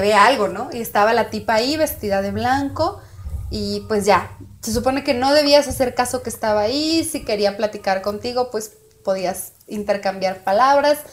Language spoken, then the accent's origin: Spanish; Puerto Peñasco, Sonora, Mexico; Del lugar de donde yo soy, Puerto Peñasco, Sonora